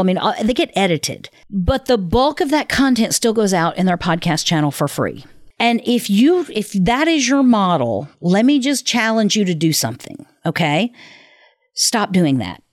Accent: the South, United States; I was raised in the South

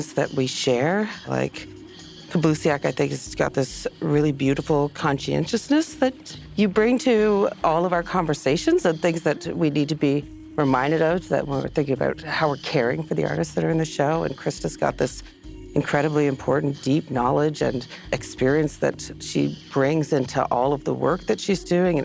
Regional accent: Nunatsiavut, Newfoundland and Labrador, Canada; I'm from Nunatsiavut

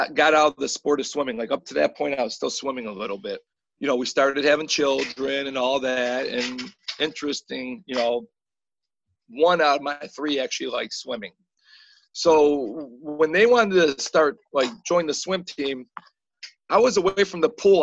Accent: Eastpointe, Michigan, United States; I grew up in East Detroit.

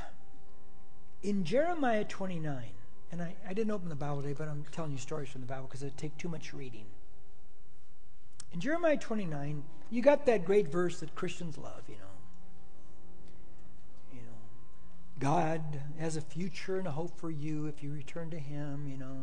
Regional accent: United States

